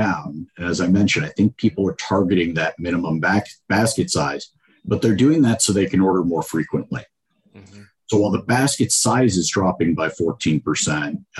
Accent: Georgia, United States; I'm from Georgia

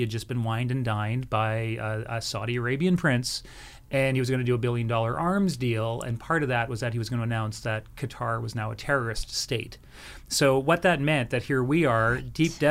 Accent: Canada; Well, one, as Canadians, we're highly respected globally, and I do find that just being Canadian coming into it was a very good thing.

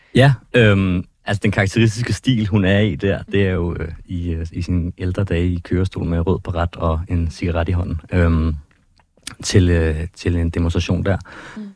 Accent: Ballerup, Capital Region of Denmark, Denmark; also born or lived in Copenhagen / Christianshavn; jeg kommer fra, fra København, jeg har boet øh, mm. det meste af min barndom i Ballerup

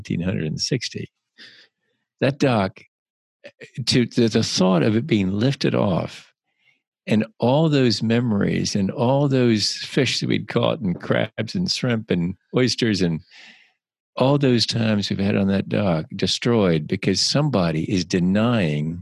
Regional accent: Bluffton, South Carolina, United States; also born or lived in Savannah, Georgia; I grew up on the May River. That's where I grew up

